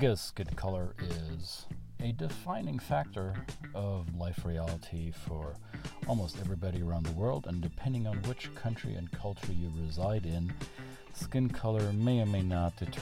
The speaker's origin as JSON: {"language": "English", "country": "Germany", "tie": "born or raised there", "moved": "yes", "lives_now": "United States", "said": "I was born and raised in Germany, and I live in the United States"}